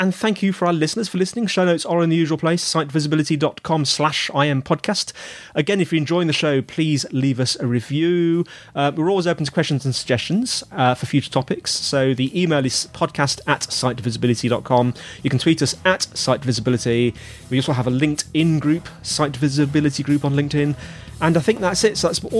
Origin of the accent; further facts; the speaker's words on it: United Kingdom; I'm British